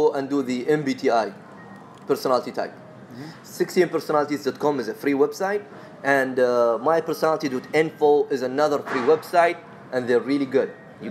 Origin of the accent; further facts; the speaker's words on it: Sharjah, United Arab Emirates; accent: Emirati; I'm from Sharjah, man.